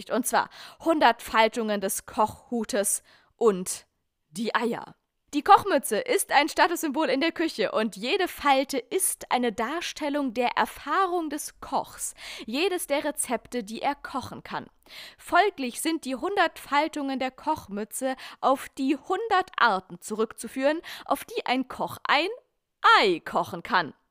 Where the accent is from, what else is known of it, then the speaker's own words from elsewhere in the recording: Germany; das, was wir als Deutsche als äh, Spiegelei verstehen.